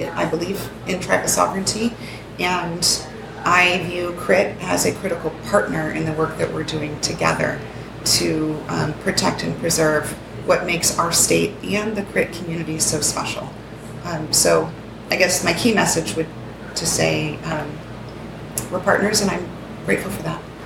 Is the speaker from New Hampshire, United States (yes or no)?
no; Tucson, Arizona, United States; I was born and raised in Tucson, Arizona